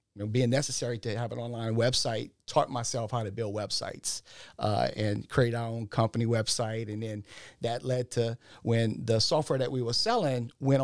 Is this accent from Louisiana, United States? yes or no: yes; Louisiana, United States; Originally, I'm from the Ascension Parish, Assumption area, kind of like the Donaldsonville, Assumption Parish area, and went to school down there.